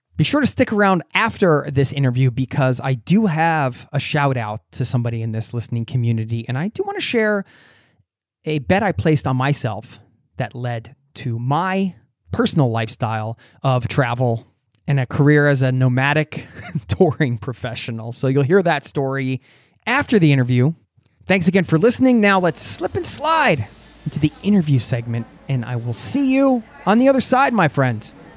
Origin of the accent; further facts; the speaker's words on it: United States; now in Norway; I'm from America